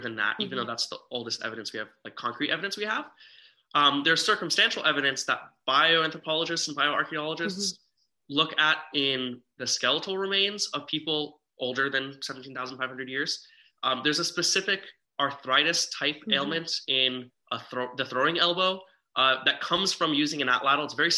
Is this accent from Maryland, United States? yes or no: no; Las Vegas, Nevada, United States; me being born and raised in Las Vegas